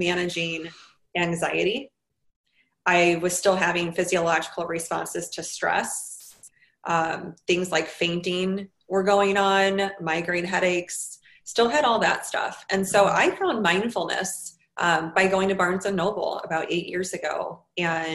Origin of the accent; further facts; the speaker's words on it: St. Louis, Missouri, United States; moved away as an adult; also born or lived in New York City; I moved to New York City from St. Louis, where I lived and went to school